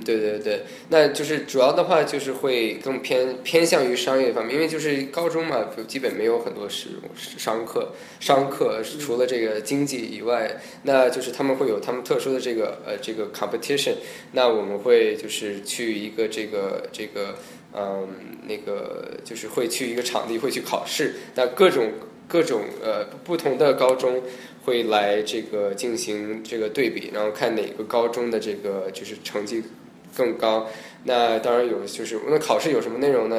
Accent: Los Angeles, California, United States; Chinese is a second language; also born or lived in Beijing, China; 我是，呃，北京出生， 呃，七岁去美国，然后在洛杉矶长大的

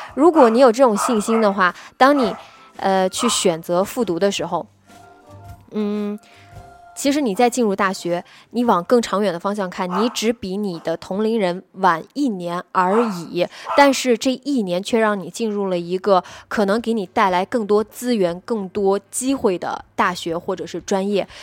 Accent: Nanjing, Jiangsu, China; 我是南京人

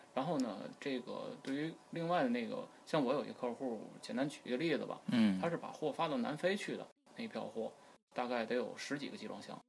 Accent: Tianjin, China; 因为我所涉及的这个港口主要是咱天津港，因为毕竟我是这个土生土长的天津人

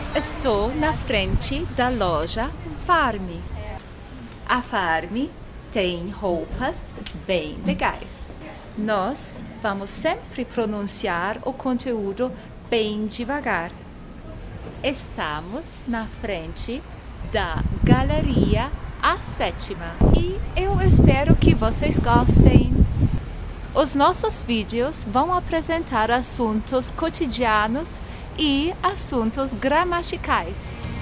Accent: Germany; Portuguese is a second language; moved away as an adult; also born or lived in Croatia; now in Brazil; Eu fui criada na Alemanha. Moro no Brasil desde 2011.

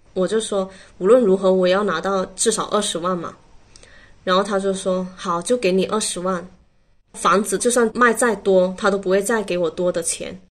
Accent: Foshan, Guangdong, China; 我来自佛山，今年的话二十九岁

